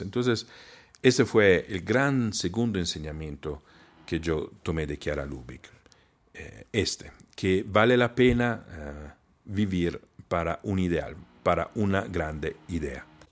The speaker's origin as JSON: {"language": "Spanish", "town": "Trento", "region": "Trentino-Alto Adige", "country": "Italy", "tie": "born or raised there", "second_language": "Spanish", "moved": "yes", "said": "en mi ciudad natal"}